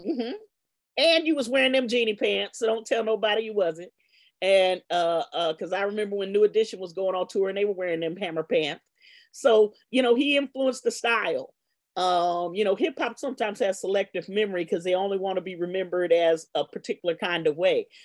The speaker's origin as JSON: {"language": "English", "town": "Los Angeles", "region": "California", "country": "United States", "tie": "born or raised there", "also_born_or_lived": "Worcester, Massachusetts", "said": "I grew up in Baldwin Hills"}